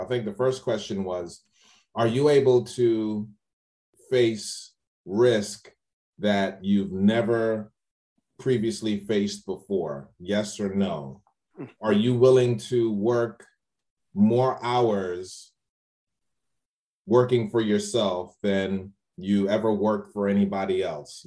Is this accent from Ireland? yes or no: no; New York City, New York, United States; moved away as an adult; also born or lived in Trinidad (family); now in Largo, United States; my family's from Trinidad and I was born and raised in the Bronx, New York